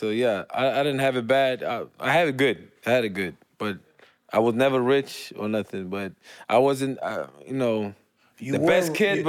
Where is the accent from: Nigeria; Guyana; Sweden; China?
Sweden; I was born in Sweden.